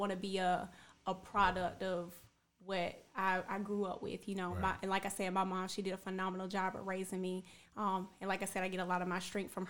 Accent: Macon, Georgia, United States; moved away; I grew up in Macon, Georgia

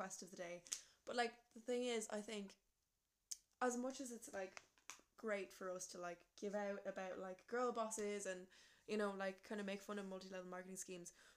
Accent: Ireland; we as like an Irish society

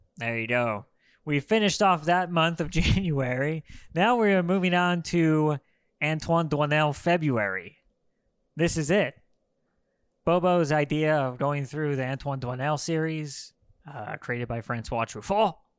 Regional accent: Los Angeles, California, United States; I'm from Los Angeles

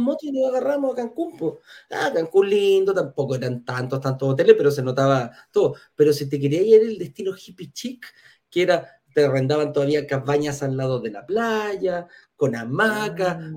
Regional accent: Chile; nos dice a, los chilenos

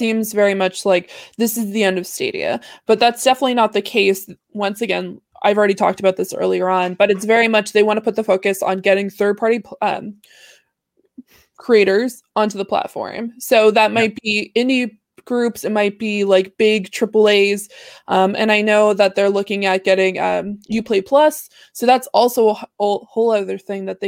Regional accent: Canada; I'm Canadian

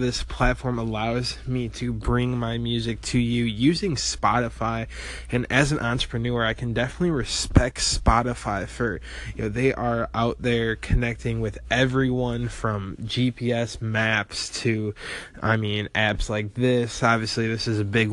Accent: rural Illinois, United States; moved away; I was your average 19-year-old in a small town in rural Illinois

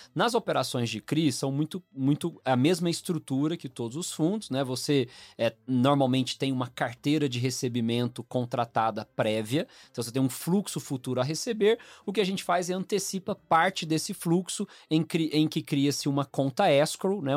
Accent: Goiânia, Goiás, Brazil; now in São Paulo, Brazil; eu sou natural de Goiânia, né? Minha família é toda de lá, mas em dois mil e um eu vim pra São Paulo

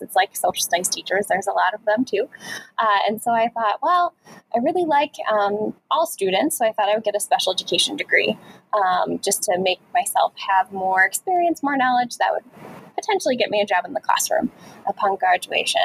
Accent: Chicago, Illinois, United States; moved away; I'm originally from Chicago, the Chicago area

